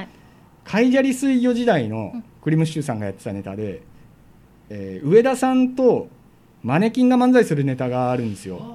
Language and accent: Japanese; Kansai, Japan; 地元が関西なんで